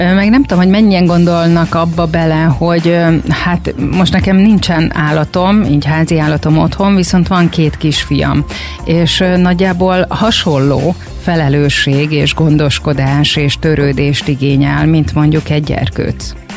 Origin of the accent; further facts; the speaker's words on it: Érd, Pest, Hungary; én ugye itt nőttem föl érden